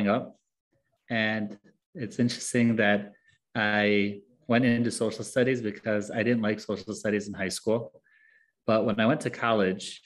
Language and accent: English; United States; also born or lived in Egypt; I was born and raised in the United States